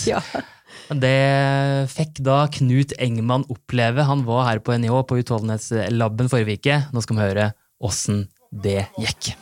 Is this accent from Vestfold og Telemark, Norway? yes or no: yes; Bø, Vestfold og Telemark, Norway; hjemme i Bø i Telemark